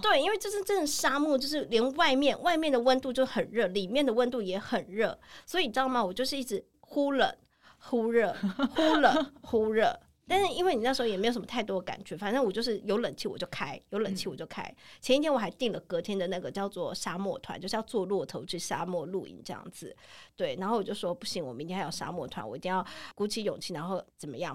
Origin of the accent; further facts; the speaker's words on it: Taiwan; 你不觉得我们台湾人很盲从吗